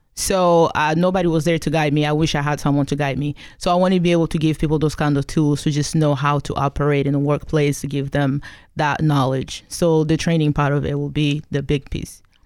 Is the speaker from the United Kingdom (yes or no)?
no; DR Congo; also born or lived in Kigali, Rwanda; now in Pacific Northwest, United States; I came here from the Congo, formerly known as Zaire, um, back in nineteen ninety-six